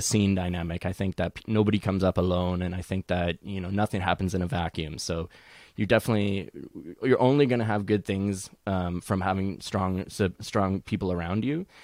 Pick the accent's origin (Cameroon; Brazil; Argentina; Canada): Canada; Edmonton, Alberta; now in Toronto, Canada; even though I'm, I'm based in Toronto, I, I am originally from Edmonton.